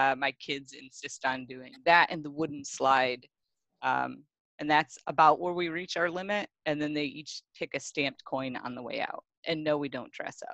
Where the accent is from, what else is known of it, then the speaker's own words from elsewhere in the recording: Great Lakes, United States; moved away; because I grew up on the Great Lakes